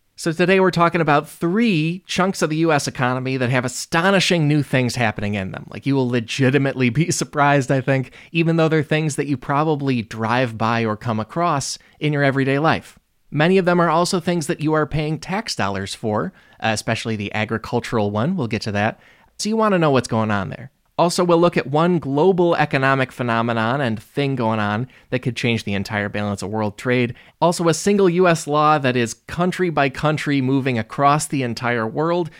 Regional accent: Illinois, United States; I'm from Illinois

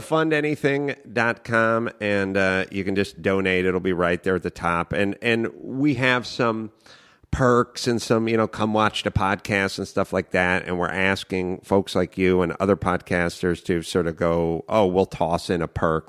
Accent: Los Angeles, California, United States; I grew up in North Hollywood

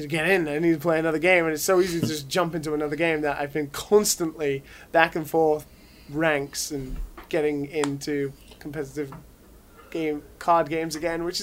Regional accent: United Kingdom; accent: British; my shitty British accent

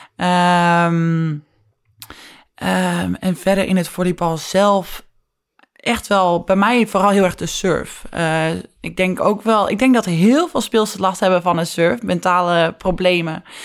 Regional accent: Netherlands; wij als Nederlanders

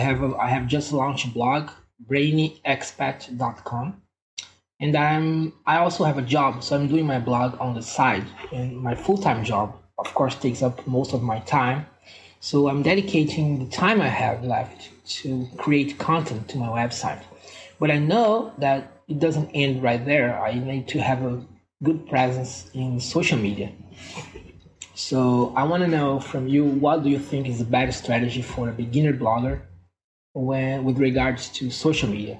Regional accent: Brazil; moved away as an adult; now in Belgium; I'm from Brazil and I currently live in Belgium and an expat here in Belgium

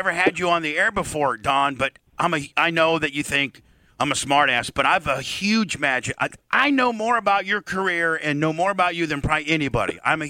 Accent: Warsaw, Indiana, United States; moved away; I'm from Warsaw, Indiana.

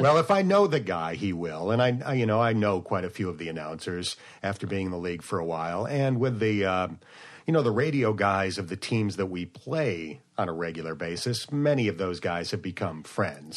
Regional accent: near Buffalo, New York, United States; moved away; I grew up near Buffalo

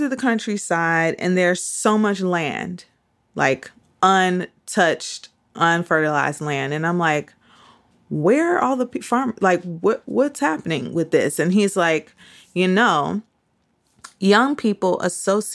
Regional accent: Midwest, United States; moved away; also born or lived in New York; I grew up in the Midwest

